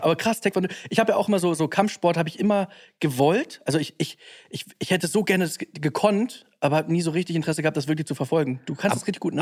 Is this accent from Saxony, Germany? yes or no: no; Hamburg, Germany; ich bin in Bergedorf